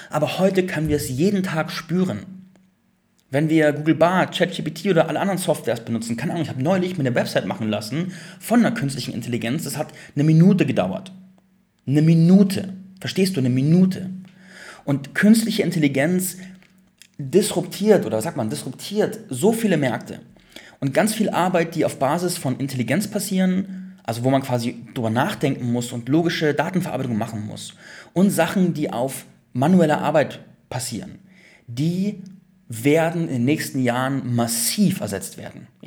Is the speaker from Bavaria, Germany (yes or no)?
yes; Landsberg, Bavaria, Germany; früher war ich in meiner alten Heimatstadt in Landsberg, war ich ziemlich alleine mit diesen ganzen Themen.